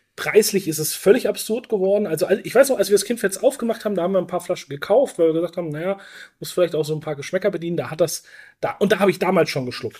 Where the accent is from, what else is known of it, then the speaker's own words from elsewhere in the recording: Franconia, Bavaria, Germany; Ich bin gebürtiger Franke